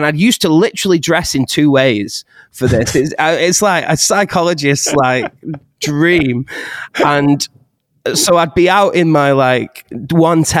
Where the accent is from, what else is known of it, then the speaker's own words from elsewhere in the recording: Astley, North West England, United Kingdom; where I grew up in Astley